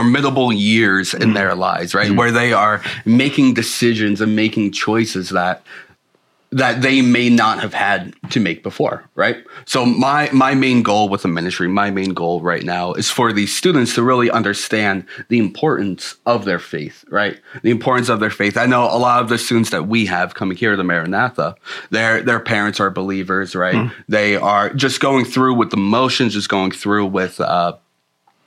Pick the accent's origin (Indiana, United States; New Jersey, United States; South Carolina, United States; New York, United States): New York, United States; Selden; moved away; I'm from Long Island, New York, little small town called Selden